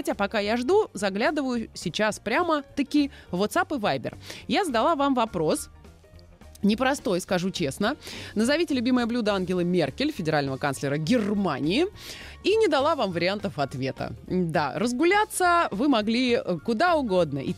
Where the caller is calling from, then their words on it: Moscow, Russia; я из Москвы